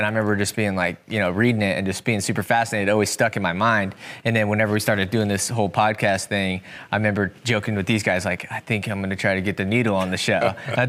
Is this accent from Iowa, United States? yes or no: yes; Centerville, Iowa, United States; So we're both from Centerville, which is where we're at right now, here in southern Iowa.